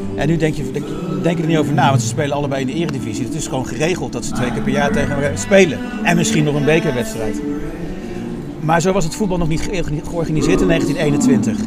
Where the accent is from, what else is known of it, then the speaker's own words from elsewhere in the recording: Dieren, Gelderland, Netherlands; moved away as an adult; now in Amsterdam, Netherlands; maar ik kom helemaal niet uit Amsterdam. Ik kom uit Dieren